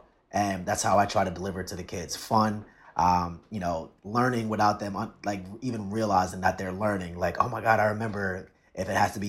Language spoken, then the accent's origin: English; Bayonne, New Jersey, United States; now in Camden, United States; I grew up in Bayonne in New Jersey, in Jersey City. And, you know, I taught there for 2 years and ended up in Camden for the last 5-6 years now.